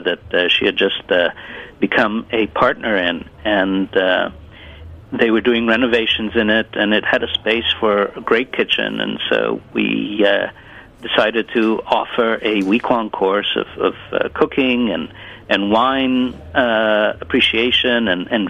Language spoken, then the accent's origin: English; New York, United States; first language Italian; English is a second language; also born or lived in Italy; now in Sarasota, United States; my parents moved again to New York. And from that point on, I pretty much grew up in the States